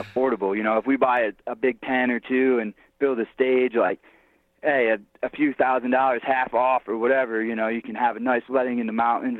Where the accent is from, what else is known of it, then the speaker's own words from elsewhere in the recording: New York, United States; like I grew up in New York, we have fires all the time.